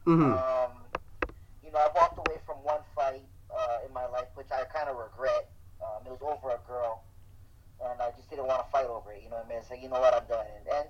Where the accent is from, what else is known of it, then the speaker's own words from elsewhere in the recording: Hawaii, United States; also born or lived in Oregon / Wilmington, California; No, I was born in Hawaii, and then my dad, he was in a rock and roll band growing up, so he took us to Oregon, and then California, and then we moved back.